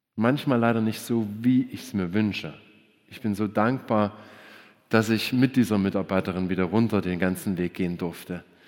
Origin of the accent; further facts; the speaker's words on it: Germany; Wir Deutschen